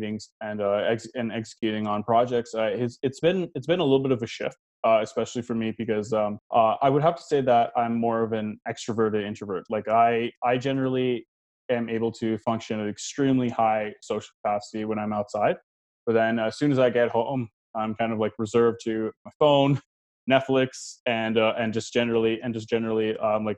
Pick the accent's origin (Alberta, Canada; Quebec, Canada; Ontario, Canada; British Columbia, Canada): Ontario, Canada; Toronto; now in Mississauga, Canada; I was born and raised in Toronto, and then I moved to Mississauga later on